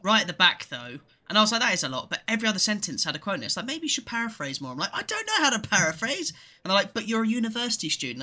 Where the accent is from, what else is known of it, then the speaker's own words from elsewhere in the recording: England, United Kingdom; me and Ed are both, uh, born and raised in England.